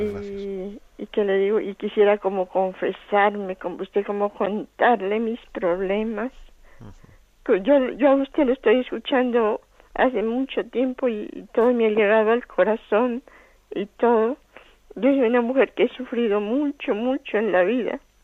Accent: Colombia; moved away; yo soy colombiana

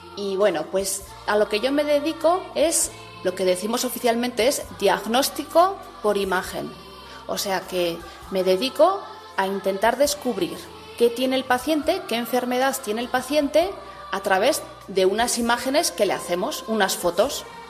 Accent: Pamplona, Navarre, Spain; moved away as an adult; also born or lived in Sydney, Australia; soy de Pamplona.

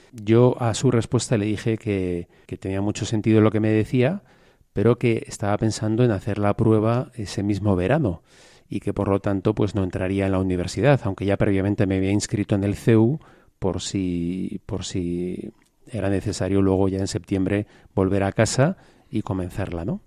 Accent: Madrid, Community of Madrid, Spain; De Madrid. De Madrid, también soy legionario de Cristo

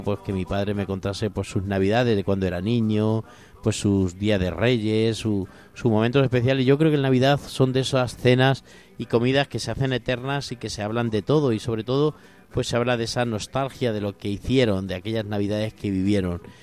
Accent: Corral de Almaguer, Castilla-La Mancha, Spain; cuando era chico en el Colegio de La Salle de, mi pueblo, de allí de Corral de Almaguer

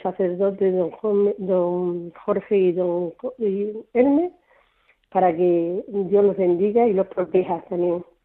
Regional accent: Mirabel, Extremadura, Spain; nuestro pueblo de Mirabel

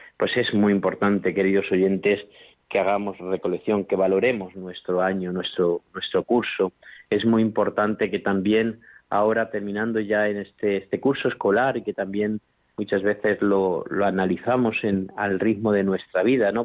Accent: La Mancha, Spain; moved away; also born or lived in Extremadura; en mi pueblo, por ejemplo, de La Mancha, donde yo soy, pues me acuerdo que cuando yo era más joven y vivía por allí

